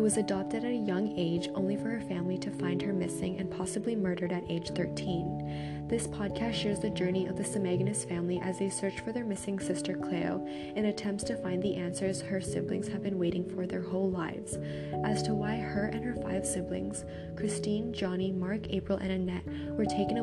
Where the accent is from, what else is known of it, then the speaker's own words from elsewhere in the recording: Toronto, Ontario, Canada; Born and raised in Canada under the Toronto Purchase Treaty 13